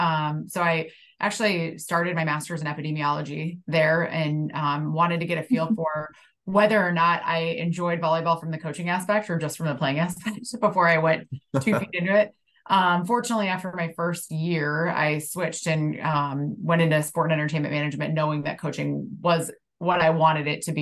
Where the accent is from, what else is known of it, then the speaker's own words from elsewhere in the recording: Midwest, United States; I'm definitely a Midwesterner. I think you grow up in the Midwest and you have this like hardworking mentality and nothing's kind of given to you.